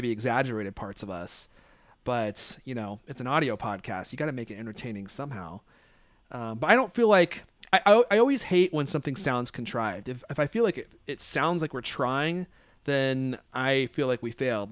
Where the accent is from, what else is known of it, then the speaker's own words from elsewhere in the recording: Redmond, Washington, United States; also born or lived in Hollywood, California; I moved here when I was nine or eight or nine. I moved to Redmond, Washington